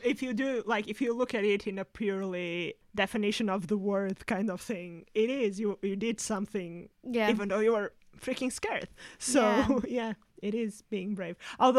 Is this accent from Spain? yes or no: yes; Spain; accent: small village in Spain; My accent is from this very small village in Spain